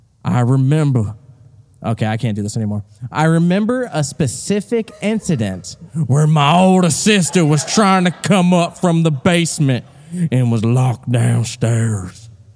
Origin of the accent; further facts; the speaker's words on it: Tennessee, United States; born there; Well, I was born in Tennessee.